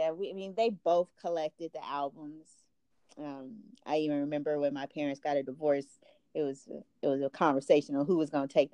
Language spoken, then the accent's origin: English; Inglewood, California, United States; Growing up in Inglewood, that was not what was playing on K-Day. It was not what was playing on The Box.